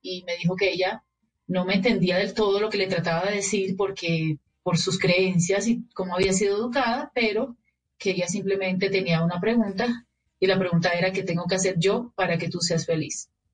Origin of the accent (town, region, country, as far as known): Barranquilla, Atlántico, Colombia